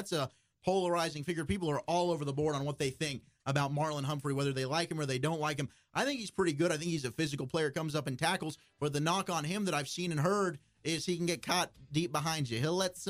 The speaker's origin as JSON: {"language": "English", "country": "South Africa", "said": "You guys know I went to South Africa, and I am South African."}